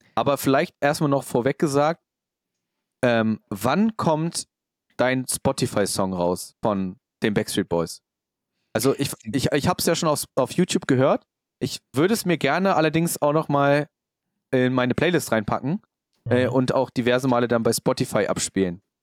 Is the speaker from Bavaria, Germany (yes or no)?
no; Hanover, Lower Saxony, Germany; bei uns in Hannover